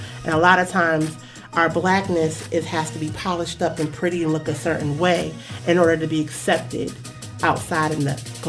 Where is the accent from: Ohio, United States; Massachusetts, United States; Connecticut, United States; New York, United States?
Connecticut, United States; I know what you're talking about. I'm from Connecticut, Tri-State.